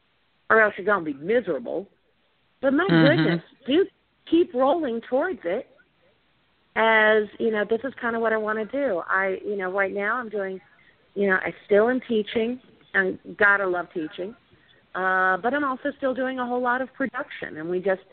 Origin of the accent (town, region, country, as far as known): Louisiana, United States; now in Austin, United States